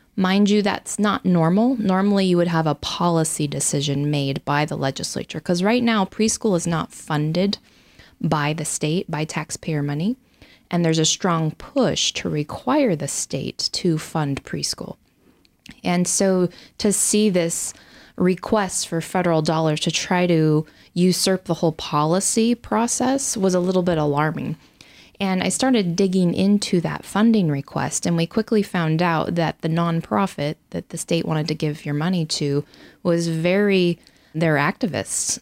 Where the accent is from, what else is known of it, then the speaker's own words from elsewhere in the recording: Riggins, Idaho, United States; I grew up in Idaho, graduated high school from Salmon River High School up in Riggins